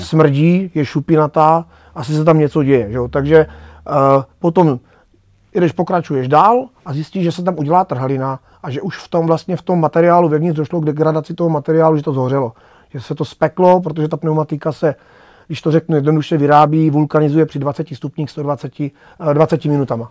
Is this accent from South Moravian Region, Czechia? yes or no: yes; Moravský Krumlov, South Moravian Region, Czechia; já jsem se narodil v Rakšicích, což je součást vlastně Moravského Krumlova